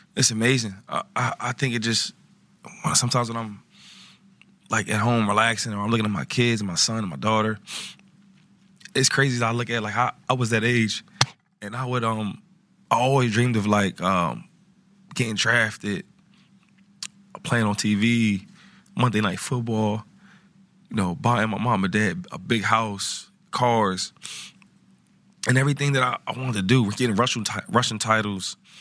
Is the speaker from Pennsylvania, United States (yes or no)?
yes; Harrisburg, Pennsylvania, United States; also born or lived in Philadelphia; growing up in Harrisburg